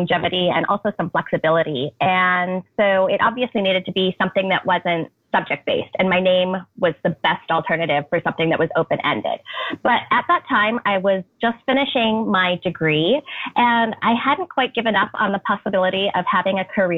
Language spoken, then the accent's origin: English; Duluth, Minnesota, United States; I grew up in Duluth